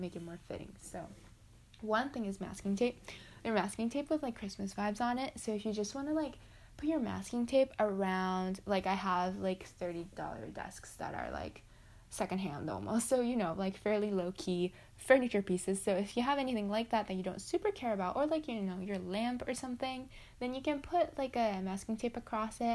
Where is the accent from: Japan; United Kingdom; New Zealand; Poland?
Japan; I'm just from Japan